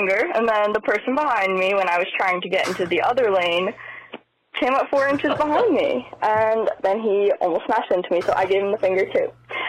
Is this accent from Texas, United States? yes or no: no; Manalapan, New Jersey, United States; I'm from Manalapan in central Jersey, a real thing.